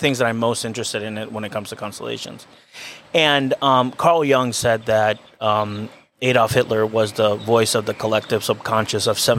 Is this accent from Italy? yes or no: no; Venezuela; moved away; I'm Venezuelan. Mm-hmm. I was born and raised in Venezuela.